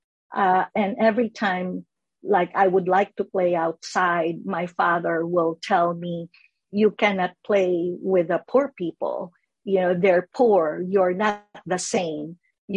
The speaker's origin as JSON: {"language": "English", "town": "Manila", "region": "Metro Manila", "country": "Philippines", "tie": "born or raised there", "moved": "as an adult", "lives_now": "Los Angeles, United States", "said": "I was born in Manila, Philippines, raised there"}